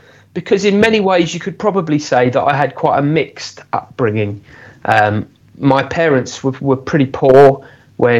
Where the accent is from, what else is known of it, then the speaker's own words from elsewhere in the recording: Aylesbury, South East England, United Kingdom; where I grew up in Aylesbury